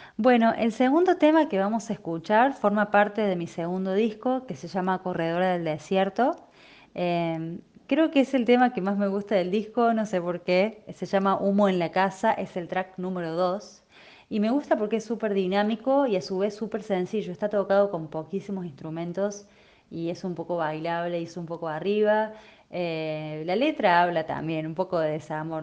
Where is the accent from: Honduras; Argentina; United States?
Argentina; Córdoba; Soy de Córdoba